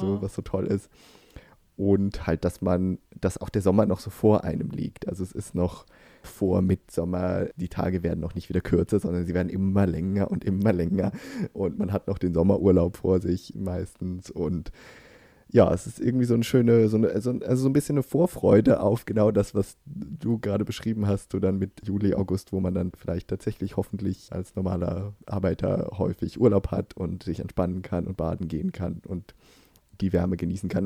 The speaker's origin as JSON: {"language": "German", "country": "Germany", "moved": "yes", "lives_now": "Sweden", "said": "als Deutscher"}